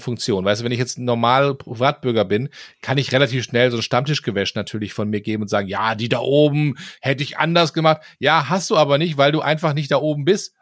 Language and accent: German; Germany; als Deutscher